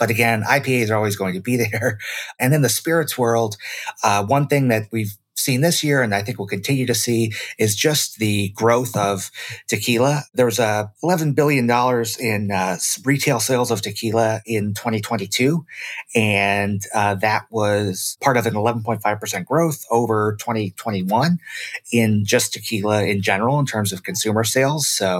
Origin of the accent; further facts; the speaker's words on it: Michigan, United States; moved away as an adult; now in Brooklyn, United States; I really brought a lot of my roots from my home state of Michigan with me.